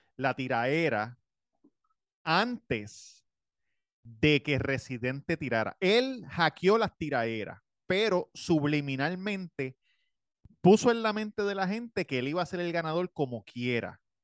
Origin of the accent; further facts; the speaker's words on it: Puerto Rico; siendo boricua tenemos reggaetón en la sangre, nos criamos con eso desde chiquito